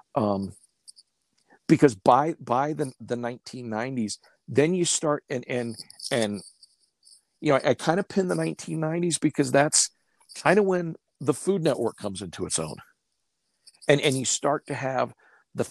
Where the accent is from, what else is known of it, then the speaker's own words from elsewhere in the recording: Stillwater, Oklahoma, United States; moved away as an adult; now in Colorado Springs, United States; Ponca City, Oklahoma, just north of my hometown